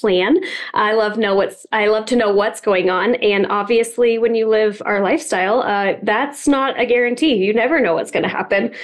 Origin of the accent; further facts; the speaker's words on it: Colorado, United States; I grew up in Colorado, and that's still where we are